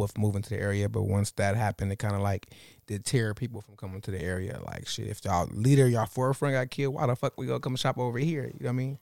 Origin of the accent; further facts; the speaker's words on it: Los Angeles, California, United States; I grew up in, like, fifty percent in the jungles and fifty percent in West L